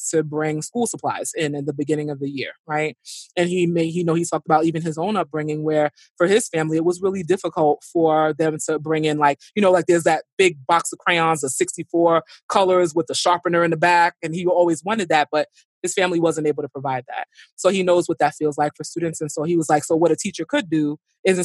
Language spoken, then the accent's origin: English; New York City, New York, United States; I grew up in Brooklyn. You know, I grew up in Flatbush